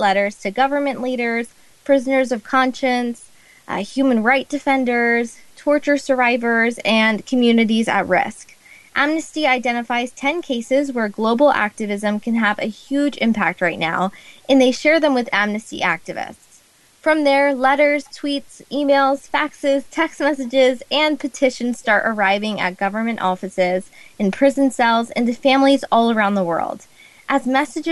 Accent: United States; Growing up in the United States

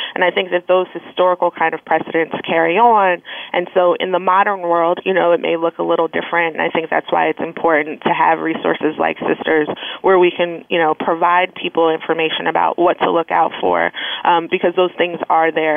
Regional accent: Philadelphia, Pennsylvania, United States; now in Washington, D.C., United States; I'm originally from Philadelphia, um, and I currently um, live, work, and play in Washington, D.C.

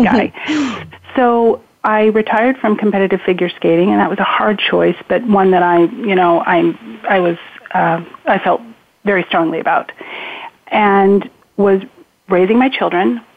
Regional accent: Spokane, Washington, United States; I was raised in Spokane, Washington

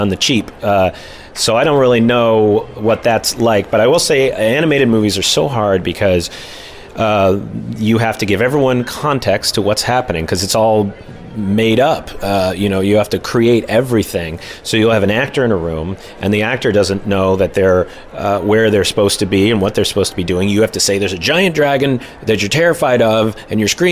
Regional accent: Clawson, Michigan, United States; I grew up in Clawson, and I had my brother and my mom as a big part of my life

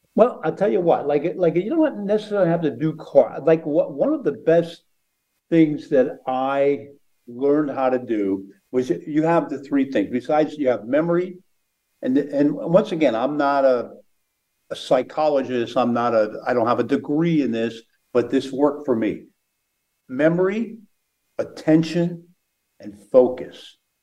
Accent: outside of Philadelphia, Pennsylvania, United States; growing up outside of Philadelphia

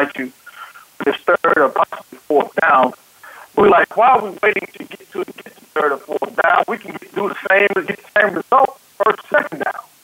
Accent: Tyler, Texas, United States; I'm from Tyler, Texas. My hometown is Tyler, Texas. High school is John Tyler High School

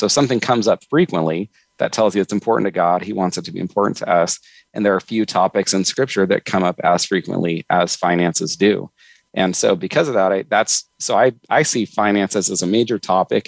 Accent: Northern California, United States; I grew up in Northern California

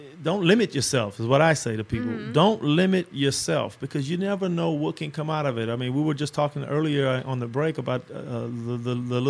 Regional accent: Los Angeles, California, United States; I grew up in South Central Los Angeles

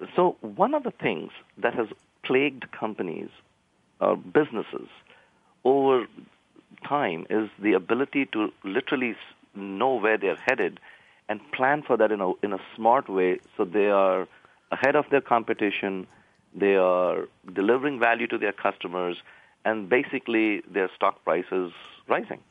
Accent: India; moved away; I grew up in India

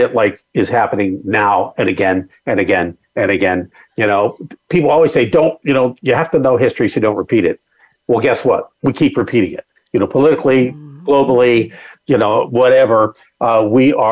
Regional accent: Southern California, United States; growing up in Southern California

